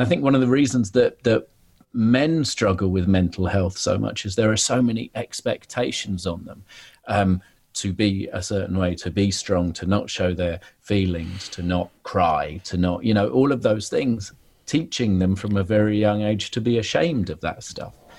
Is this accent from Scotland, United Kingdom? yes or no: no; London, United Kingdom; I was brought up in Soho